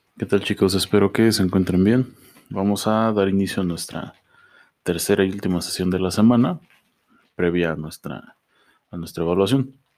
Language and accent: Spanish; Mexico; nosotros como mexicanos